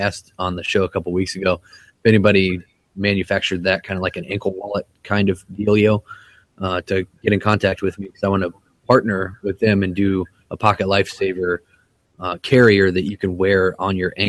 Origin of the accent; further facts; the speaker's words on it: Ohio, United States; moved away; We're from Ohio